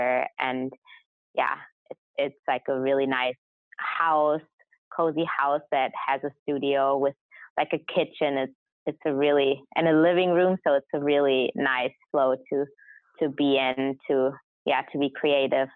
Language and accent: English; Hamburg, Germany; first language German; English is a second language; moved away as an adult; now in Los Angeles, United States; my mother language is German because I grew up in Germany